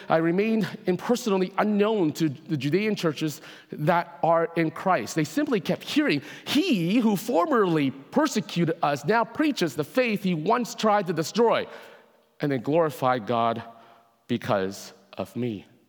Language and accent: English; Hong Kong; now in Canada; I was born in Hong Kong myself